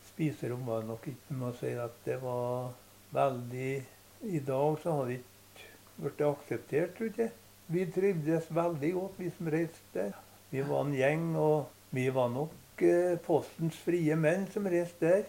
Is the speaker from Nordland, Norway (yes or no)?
no; Støren, Trøndelag, Norway; Jeg kom fra Støren